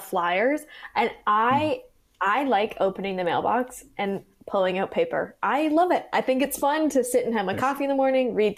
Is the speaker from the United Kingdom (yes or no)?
no; Kamloops, British Columbia, Canada; also born or lived in Vancouver; my hometown in Kamloops